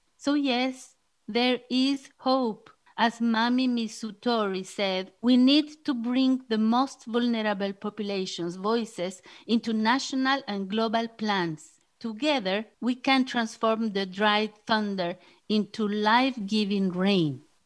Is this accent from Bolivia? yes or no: yes; Bolivia; I am from Bolivia